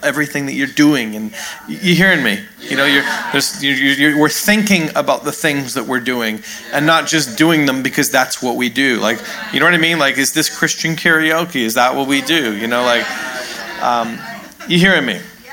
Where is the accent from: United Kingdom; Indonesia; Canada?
Canada; also born or lived in New York, United States; now in California, United States; I'm actually a Canadian